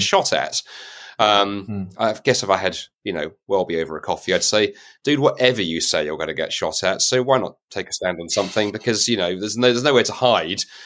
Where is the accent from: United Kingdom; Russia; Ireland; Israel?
United Kingdom; as a Brit